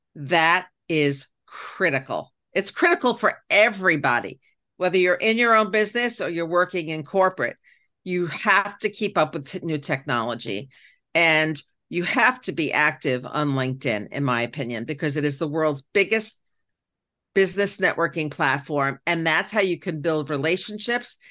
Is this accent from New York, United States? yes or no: yes; New York City, New York, United States; I became the first girl in my Queens neighborhood, 'cause I'm from Queens, New York, to have her own paper route